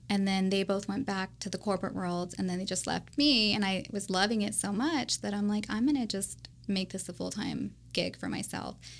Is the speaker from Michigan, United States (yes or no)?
no; Bishop, California, United States; born and raised in Bishop, California